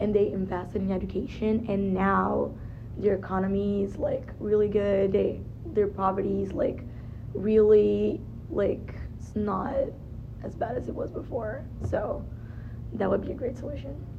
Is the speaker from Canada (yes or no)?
no; Brazil; moved away; I'm from Brazil